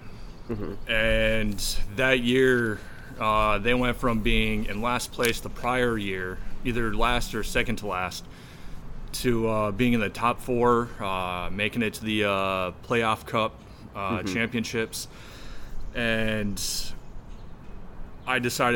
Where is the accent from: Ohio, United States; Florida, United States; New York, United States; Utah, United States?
New York, United States; Massena; moved away as an adult; now in North Carolina, United States; my hometown did it is there's a company called Tony's Pizza in Messina, New York.